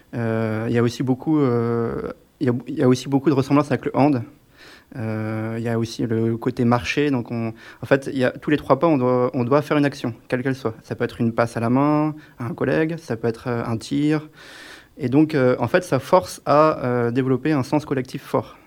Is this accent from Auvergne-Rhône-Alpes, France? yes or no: no; Brittany, France; now in Grenoble, France; je viens de Bretagne